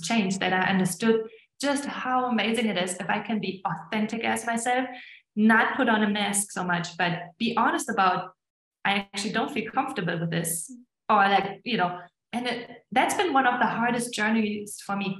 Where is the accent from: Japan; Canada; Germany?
Germany; moved away as an adult; also born or lived in Estonia; now in United States; I grew up in Germany